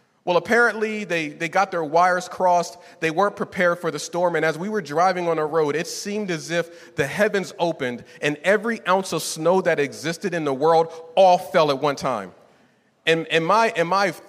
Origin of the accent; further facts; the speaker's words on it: Northeast, United States; moved away; I was raised in the Northeast